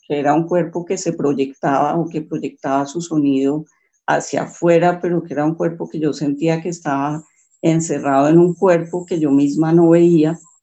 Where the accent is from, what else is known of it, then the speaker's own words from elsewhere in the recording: Bogotá, Colombia; yo estudié, viví en Bogotá, nací en Bogotá, eh, toda mi familia santanderiana por ambos lados